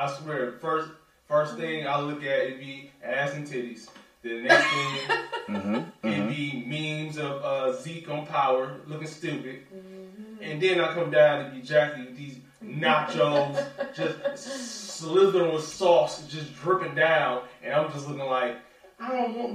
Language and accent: English; Detroit, Michigan, United States; now in Los Angeles, United States; I'm from Detroit